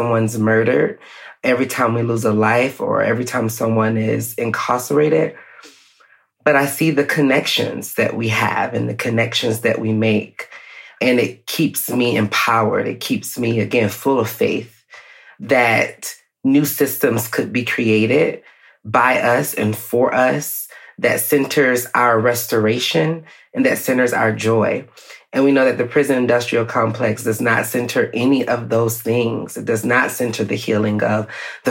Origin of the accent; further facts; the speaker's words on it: Atlanta, Georgia, United States; Black person being born and raised in Atlanta, a Grady baby